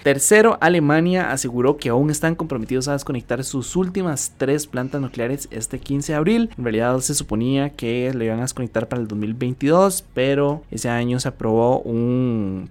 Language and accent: Spanish; Costa Rica; los ticos